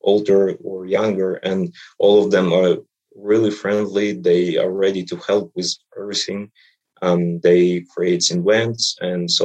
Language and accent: English; Kyiv, Ukraine; English is a second language; moved away as an adult; now in Tacoma, United States; my hometown Kyiv